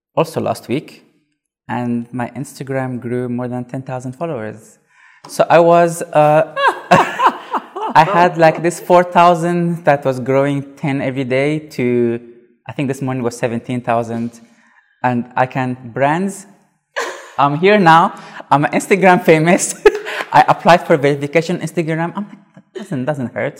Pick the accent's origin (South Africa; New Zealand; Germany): South Africa; I'm from South Africa